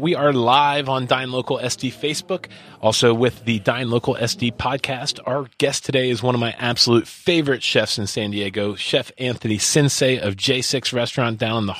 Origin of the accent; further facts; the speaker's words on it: Philippines; accent: Filipino; It's my natural accent.